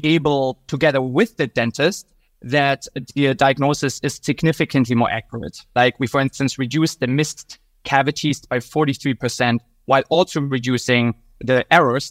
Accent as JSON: {"language": "English", "country": "Germany", "moved": "as an adult", "lives_now": "United States", "said": "originally, I'm from Germany"}